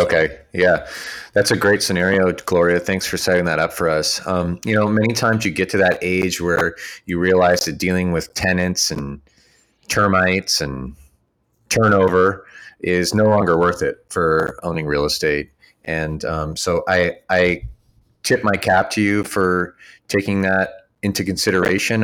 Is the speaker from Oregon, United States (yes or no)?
no; near Santa Clara, California, United States; near my hometown